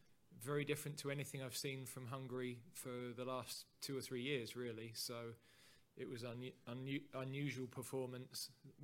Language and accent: English; England, United Kingdom